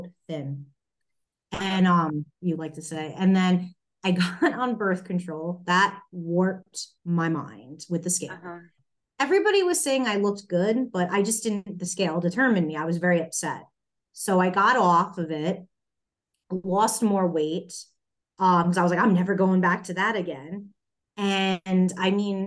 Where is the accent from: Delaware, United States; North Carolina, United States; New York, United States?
New York, United States; moved away; I'm originally from New York.